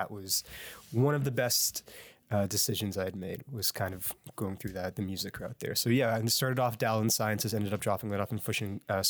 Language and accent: English; Halifax, Nova Scotia, Canada; Sure. I'm from Halifax, born and raised. My family still lives out in Clayton Park.